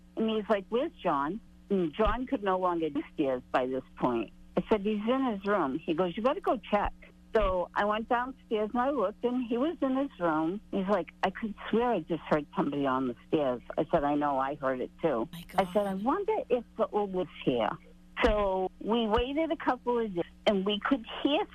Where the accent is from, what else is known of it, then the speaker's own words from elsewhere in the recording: Boston, Massachusetts, United States; now in Plymouth, United States; the house I grew up in was in Dorchester